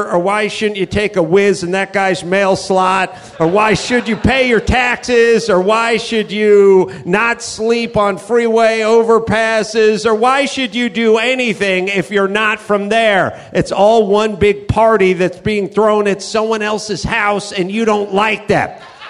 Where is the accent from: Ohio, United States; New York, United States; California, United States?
California, United States; I'm from California